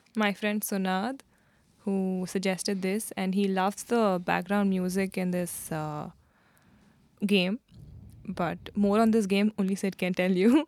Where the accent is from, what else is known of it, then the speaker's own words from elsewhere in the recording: India; being an Indian